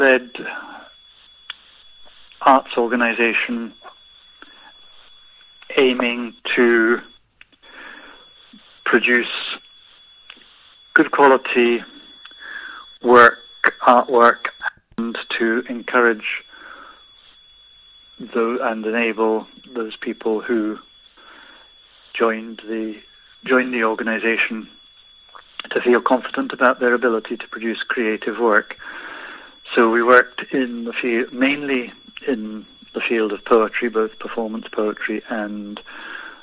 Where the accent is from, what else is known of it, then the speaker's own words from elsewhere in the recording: England, United Kingdom; moved away as an adult; also born or lived in Worcester / Leicester / Surrey / Scotland; In England. Born in Worcester, lived much of my life in Leicester, and escaped from Surrey to go to university in Scotland